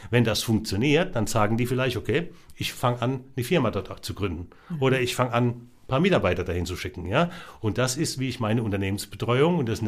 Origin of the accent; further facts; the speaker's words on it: Rhineland-Palatinate, Germany; ich bin ja aus der Pfalz, ne?